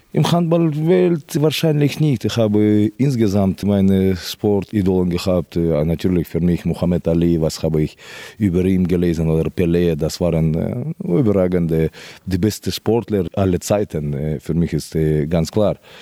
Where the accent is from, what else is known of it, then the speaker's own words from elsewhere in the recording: Kyrgyzstan; German is a second language; moved away as an adult; also born or lived in Moscow, Russia / Spain; mein Blut ist von Kirgisistan hundertprozentig